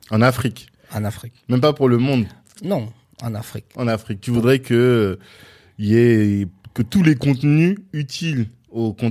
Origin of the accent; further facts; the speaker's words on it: Ottawa, Ontario, Canada; Non, je viens d'Ottawa.